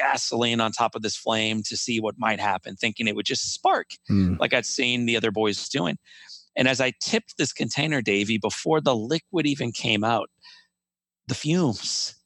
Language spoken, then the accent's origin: English; Midwest, United States; growing up in the Midwest, I had witnessed little boys in my neighborhood